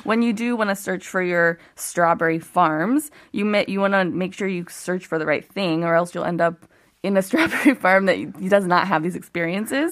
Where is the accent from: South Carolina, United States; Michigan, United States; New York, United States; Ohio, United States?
Ohio, United States; moved away as an adult; now in South Korea; I grew up in Ohio